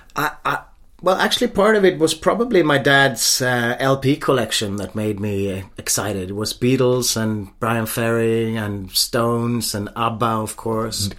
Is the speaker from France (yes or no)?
no; Stockholm, Stockholm County, Sweden; moved away as an adult; I grew up in a typical upper middle class or middle class suburb of Stockholm.